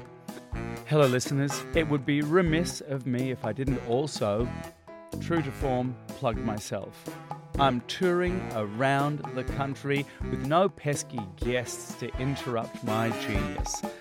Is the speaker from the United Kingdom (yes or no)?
no; Australia; I'm Australian.